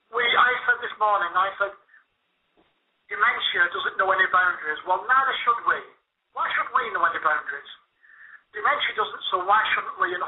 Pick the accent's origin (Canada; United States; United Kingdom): United Kingdom; Bolton, North West England; now in Torquay, United Kingdom; my hometown of Bolton.